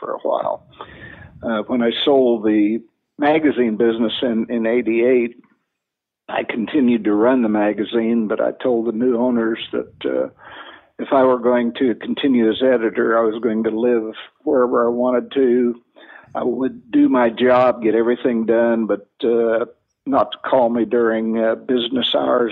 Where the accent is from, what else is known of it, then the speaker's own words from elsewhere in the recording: Illinois, United States; moved away as an adult; also born or lived in Flathead Valley, Montana; now in Indiana, United States; I was born and raised in Illinois when my wife and I got married in 1960. We moved to Indiana